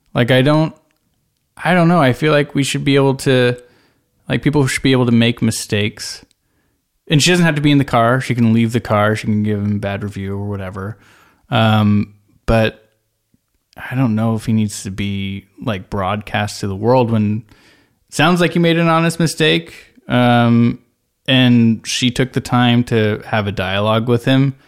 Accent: Bay Area, California, United States; I'm from the Bay Area.

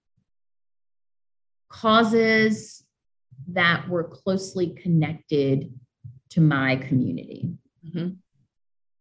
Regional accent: Birmingham, Alabama, United States; moved away as an adult; now in Washington, D.C., United States; I was born in Birmingham, Alabama, to two parents who had endured all of the ugliness tied and attached to growing up in southern states

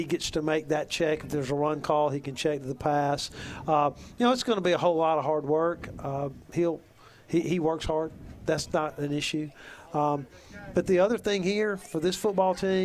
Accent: Tuscaloosa, Alabama, United States; when I was a little boy growing up in Tuscaloosa, Tuscaloosa high school football was on every Friday night

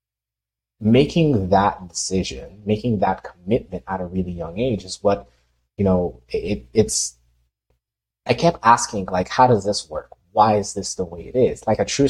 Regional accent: Haiti; moved away; I grew up in Haiti

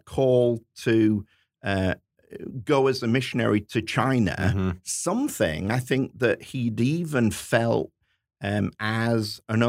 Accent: Hull, Yorkshire and the Humber, United Kingdom; which is my hometown

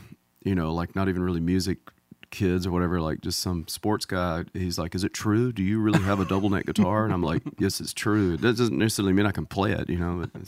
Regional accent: Mississippi, United States; Yeah, I'm from about 100 miles away, top right-hand corner of the Mississippi state. I'm almost from Tennessee, but...

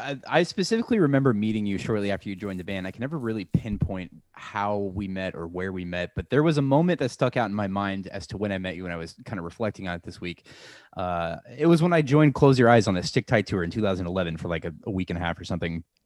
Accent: Omaha, Nebraska, United States; being from Omaha, we always would travel to either Des Moines or Kansas City

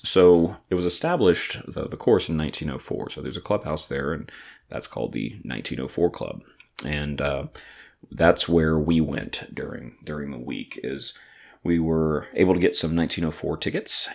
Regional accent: Atlanta, Georgia, United States; I'm from Atlanta

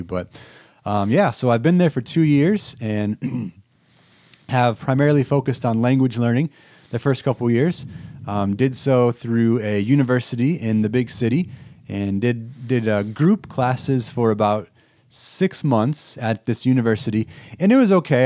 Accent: Erie, Illinois, United States; moved away as an adult; I grew up in Erie, Illinois, which is pretty close to Sterling here

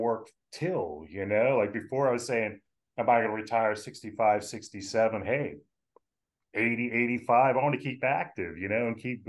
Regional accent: Willingboro, New Jersey, United States; also born or lived in West Virginia; Dad moved the family over from West Virginia to Willingboro, New Jersey, where I grew up

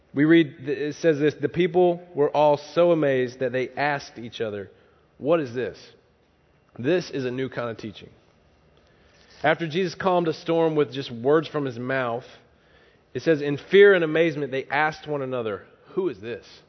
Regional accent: the South, United States; moved away; I'm from the South

